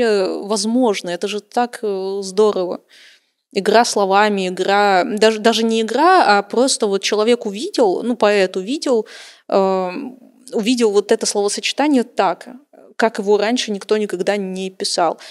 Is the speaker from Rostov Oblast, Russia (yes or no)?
no; Khabarovsk, Khabarovsk Krai, Russia; в Хабаровске, кстати, в моем родном городе